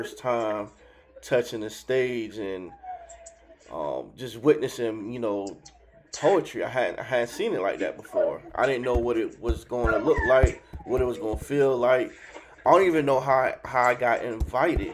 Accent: Miami, Florida, United States; I'm from Miami, so I learned hustling

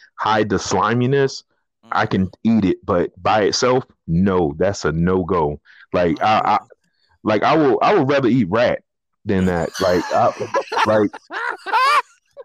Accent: the South, United States; I was raised in the South

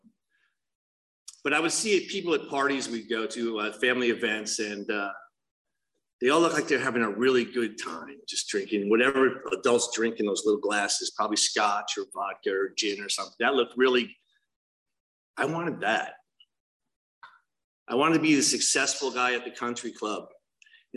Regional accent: New Jersey, United States; also born or lived in Los Angeles; now in Laguna Hills, United States; I grew up in New Jersey

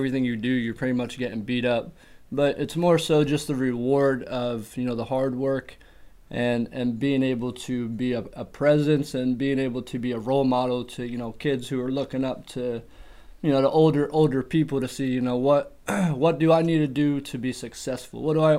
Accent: Berwick, Pennsylvania, United States; also born or lived in Queens, New York; I lived in Berwick. I lived in the area since I was 11. I was born in Queens, New York. I moved around a little bit when I was a kid. And, kind of settled into Berwick when I was about 11.

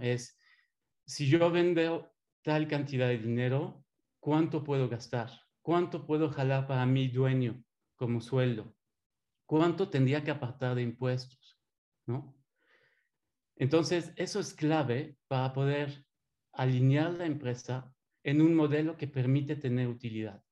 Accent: Belgium; accent: French; Spanish is a second language; moved away as an adult; now in Mexico; tengo 20 años eh, aquí en México. Escuchando un poco mi acento francés. Eh, soy de Bélgica

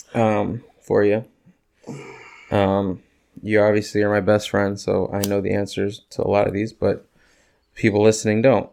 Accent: Northwest Indiana, United States; we're the region rats

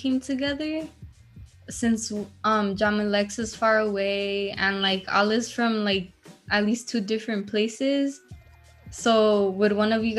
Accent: Los Angeles, California, United States; I'm also from Highland Park

